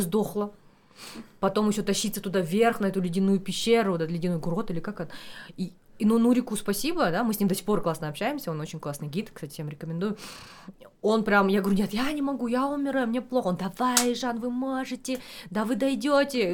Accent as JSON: {"language": "Russian", "region": "Almaty", "country": "Kazakhstan", "tie": "born or raised there", "said": "я алматинка коренная"}